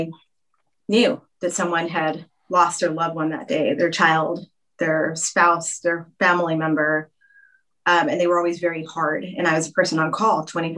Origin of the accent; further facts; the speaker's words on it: Texas, United States; I'm from Texas and we take our marching bands really seriously down there